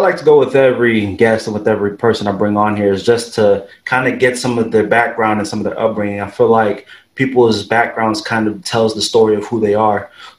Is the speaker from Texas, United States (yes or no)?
yes; Pearland, Texas, United States; also born or lived in Houston; I was born in Houston, but, as far as elementary is concerned, I went to three elementary schools. So it was a place called Silver Lake in Pearland